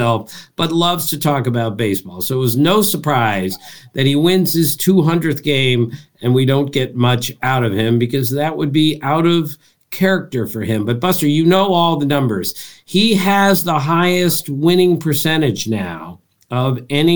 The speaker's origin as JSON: {"language": "English", "region": "East Coast", "country": "United States", "tie": "born or raised there", "said": "I grew up on the East Coast"}